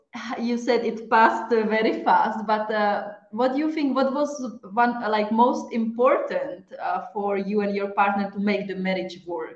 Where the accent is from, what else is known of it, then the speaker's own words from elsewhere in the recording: Czechia; also born or lived in Italy; I'm from Czech Republic